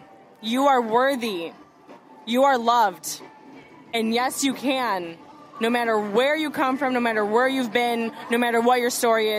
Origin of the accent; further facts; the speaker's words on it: Chicago, Illinois, United States; moved away as an adult; now in Los Angeles, United States; I'm from Chicago. I moved to LA about a year and a half ago now.